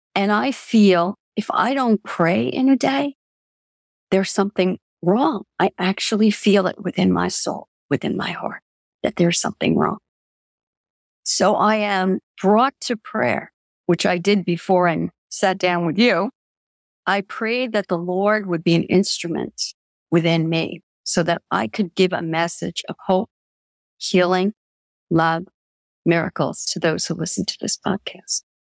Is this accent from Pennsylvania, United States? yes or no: no; Long Island, New York, United States; I come from New York.